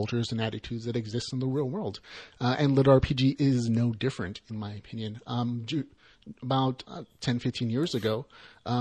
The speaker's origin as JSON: {"language": "English", "country": "United States", "said": "we as American gamers and virtuality enthusiasts and fantasy and sci-fi lovers"}